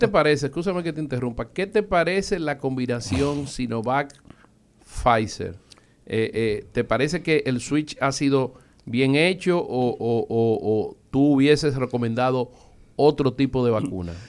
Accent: Dominican Republic; Nosotros, como dominicanos, somos orgullosos de nuestra raza y nuestro país.

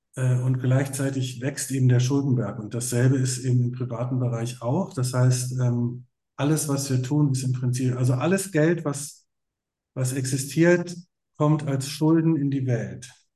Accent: Berlin, Germany; ich bin ja in West-Berlin aufgewachsen

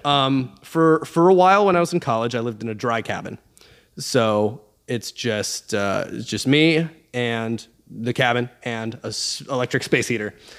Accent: Alaska, United States; I'm from Alaska

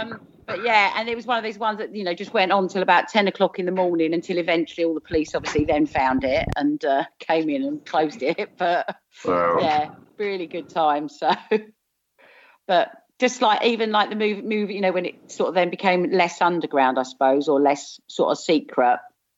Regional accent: South of England, United Kingdom; accent: southern; moved away; you'll probably guess from my accent, I'm originally from South.

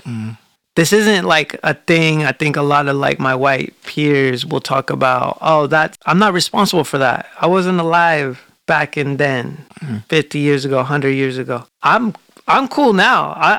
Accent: Portland, Oregon, United States; I grew up in Portland.

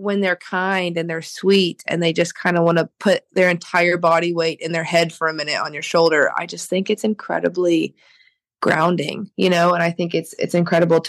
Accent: Oklahoma, United States; born or raised there

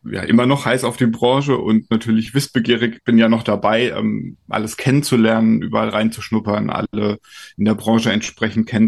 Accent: Kaiserslautern, Rhineland-Palatinate, Germany; born there; now in Brandenburg, Germany; Ich bin in Kaiserslautern geboren, das liegt in Rheinland-Pfalz.

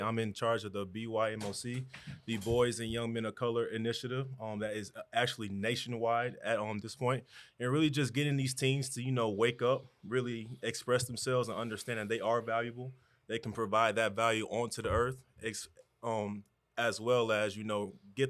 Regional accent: Atlanta, Georgia, United States; also born or lived in Inglewood, California; I'm from Atlanta. I used to live in Inglewood, California, Crenshaw's Lawson area.

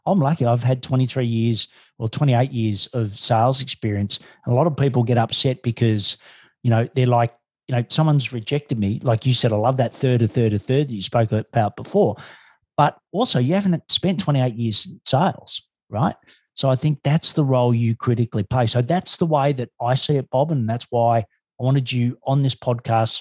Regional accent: Australia; I'm an Australian

